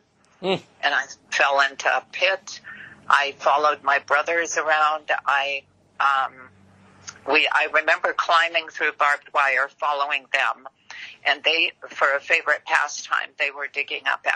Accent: Los Angeles, California, United States; English is a second language; also born or lived in Germany / Lowell, Massachusetts; I was born in Germany, but I was raised in Hollywood.

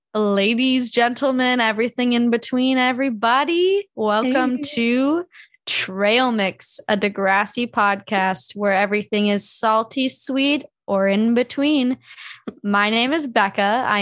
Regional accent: a suburb outside Chicago, Illinois, United States; moved away as an adult; also born or lived in Wisconsin; I was the Jew to these people, whereas I grew up in a suburb outside Chicago. There were plenty of us hanging around.

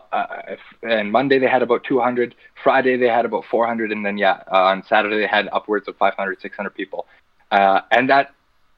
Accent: Pinoak, Alberta, Canada; We grew up in Pinoak, Alberta, right beside the reserve of now Musquatches

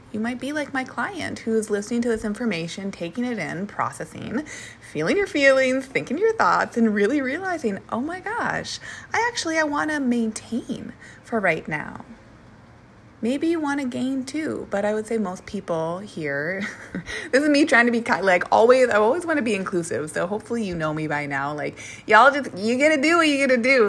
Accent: Minnesota, United States; moved away; also born or lived in Portland; I'm from Minnesota

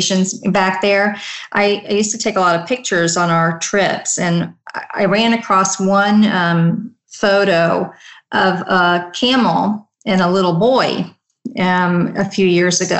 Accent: United States; I was born and raised in the United States, my parents immigrated from India

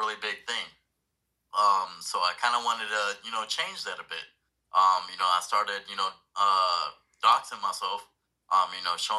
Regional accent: Puerto Rico; now in Jacksonville, United States; I'm originally from Puerto Rico, you know, moved out. My dad was in the Navy. You know, we moved out to Florida, Jacksonville, Florida.

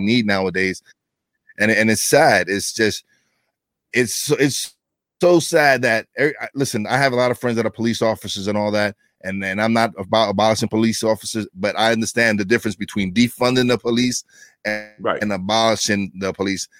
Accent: New York City, New York, United States; I'm from East New York, Brooklyn. It was one of the worst neighborhoods in New York City

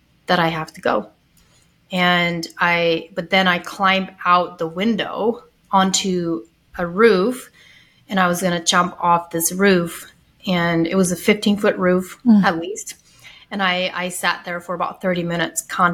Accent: Ohio, United States; I grew up Amish in Ohio, had like the most strict upbringing in the Amish community

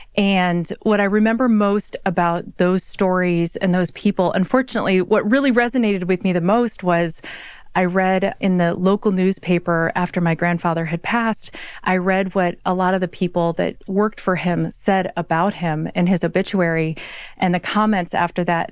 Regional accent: Midwest, United States; I am a Midwesterner, if you will. And so I grew up with one side of my family being up at four in the morning

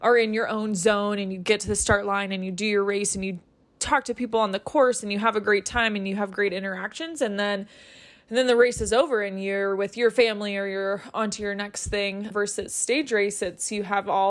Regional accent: Colorado, United States; the United States, which is where I'm from Colorado

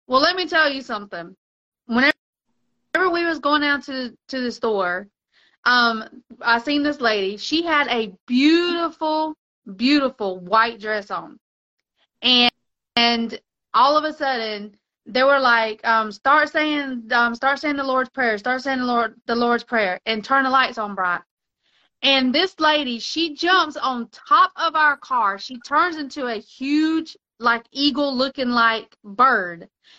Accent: Mexico; you know, I was raised in Mexico, on and off in Mexico.

